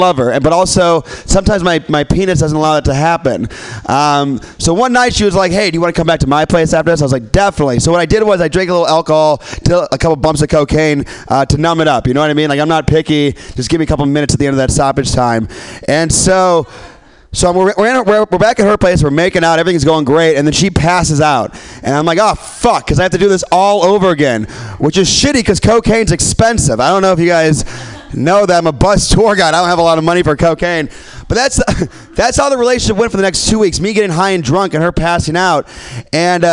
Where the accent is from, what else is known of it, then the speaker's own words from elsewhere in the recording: Midwest, United States; now in San Francisco, United States; I'm from the Midwest